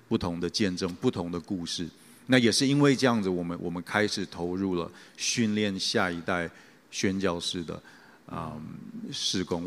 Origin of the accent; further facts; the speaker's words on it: Taichung, Taiwan; 我小时候其实是在教会长大，那， 啊，我小时候有两个原因去教会，啊，一个原因是说，那个时候我的教会是在东海大学里面的路西教堂